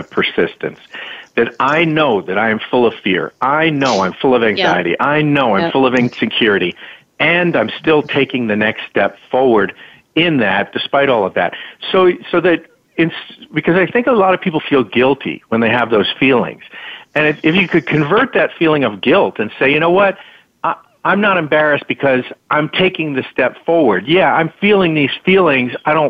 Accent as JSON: {"language": "English", "town": "Larchmont", "region": "New York", "country": "United States", "tie": "born or raised there", "said": "I grew up in Larchmont, New York, in Westchester County"}